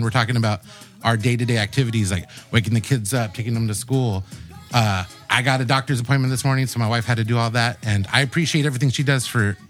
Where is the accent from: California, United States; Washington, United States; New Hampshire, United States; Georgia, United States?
California, United States; National City; born and raised in the South Bay, specifically born and raised in National City, lifelong resident. Woo-hoo. Currently live there in a house I've owned for the last 12 years with my wife, Stephanie, and our two daughters.